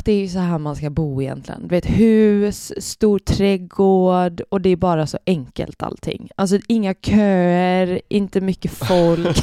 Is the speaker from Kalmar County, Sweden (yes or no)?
yes; Oskarshamn, Kalmar County, Sweden; moved away; Jag är ju från Oskarshamn